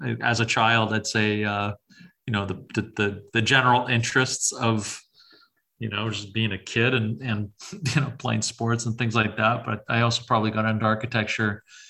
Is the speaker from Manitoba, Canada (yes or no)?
yes; Winnipeg, Manitoba, Canada; St. James.